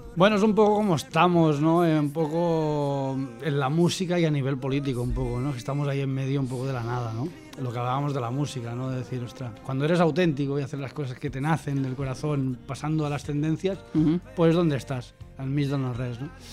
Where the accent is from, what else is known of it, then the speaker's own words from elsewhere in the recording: Olot, Catalonia, Spain; La Garrocha, de, mi tierra, Yo soy Dolot